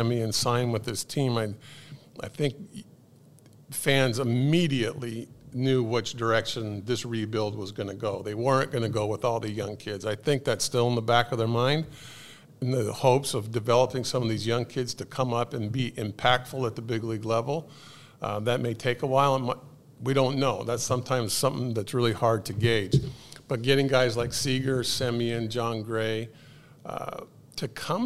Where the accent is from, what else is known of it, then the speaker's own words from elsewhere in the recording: Southern California, United States; moved away; my hometown in Southern California